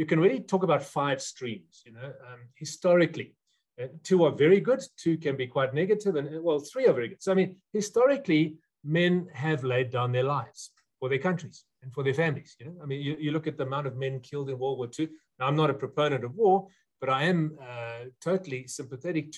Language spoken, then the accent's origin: English; South Africa; before I'm a South African